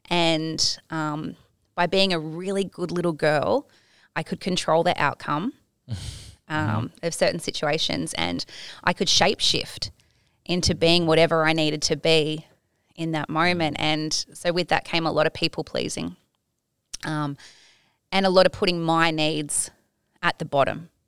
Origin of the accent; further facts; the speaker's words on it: Tasmania, Australia; now in Gold Coast, Australia; I grew up in Tasmania